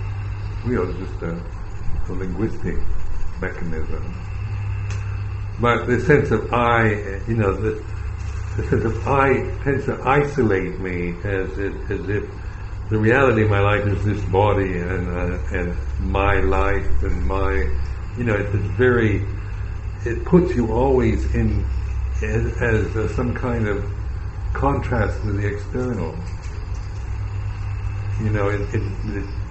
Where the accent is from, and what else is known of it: United States